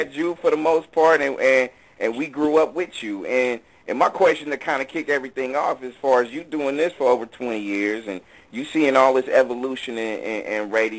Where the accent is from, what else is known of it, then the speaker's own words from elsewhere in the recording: California, United States; born and raised in the Bay.